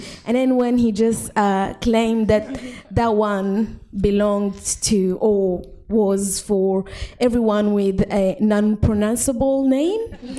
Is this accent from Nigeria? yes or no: no; Egypt; Not because I'm Muslim or not because I'm from Egypt, but just seeing how sometimes things can happen.